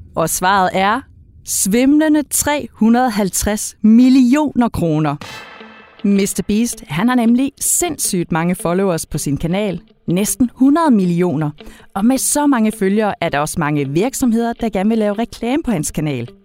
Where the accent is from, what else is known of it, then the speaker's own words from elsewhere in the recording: Denmark; det er vi danskere vilde med